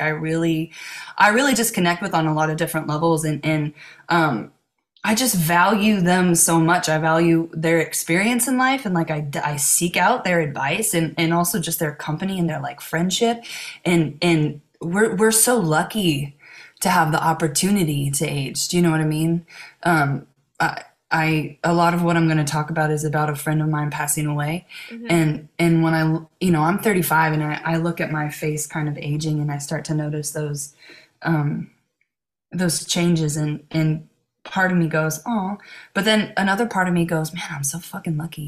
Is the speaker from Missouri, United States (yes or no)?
no; Cincinnati, Ohio, United States; now in Los Angeles, United States; So I grew up in Cincinnati